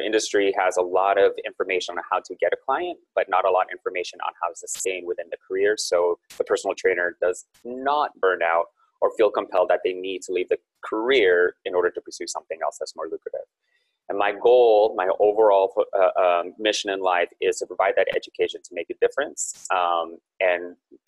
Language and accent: English; Silicon Valley, California, United States; I'm born and raised in Silicon Valley, so I'm still based here